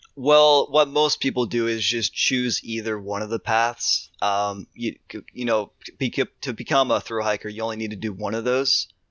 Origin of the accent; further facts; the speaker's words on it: Ohio, United States; I'm from Ohio.